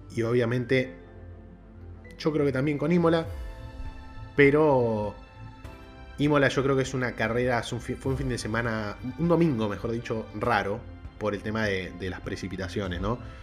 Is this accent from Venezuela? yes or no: no; Argentina; el país de donde soy yo, que es Argentina